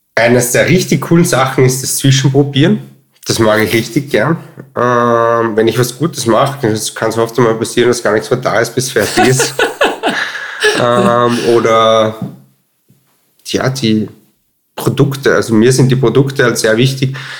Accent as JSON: {"language": "German", "town": "Altenmarkt im Pongau", "region": "Salzburg", "country": "Austria", "tie": "born or raised there", "moved": "as an adult", "lives_now": "Vienna, Austria", "said": "ich bin aufgewachsen in Altmarkt, Sachensee, also Altmarkt im Pongau, Pongau ähm, und im Hotel Schartner"}